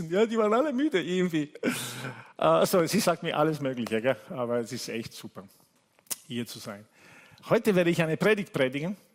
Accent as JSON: {"language": "German", "country": "Italy", "tie": "born or raised there", "second_language": "German", "said": "Also ich, ich, habe Leute gesehen, die mich kennen, seit ich ein Kind bin, ja, aus Italien."}